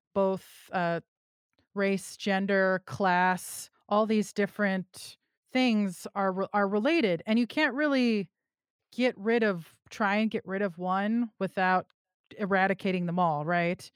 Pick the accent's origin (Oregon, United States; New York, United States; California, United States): California, United States; I'm also from California